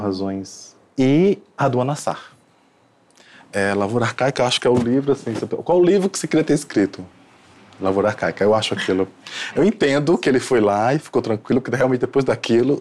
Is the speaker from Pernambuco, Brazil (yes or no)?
yes; Recife, Pernambuco, Brazil; sou de Recife